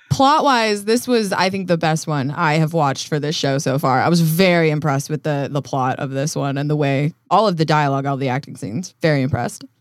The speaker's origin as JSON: {"language": "English", "region": "Colorado", "country": "United States", "tie": "born or raised there", "also_born_or_lived": "Canada", "moved": "yes", "lives_now": "Los Angeles, United States", "said": "I grew up in Colorado"}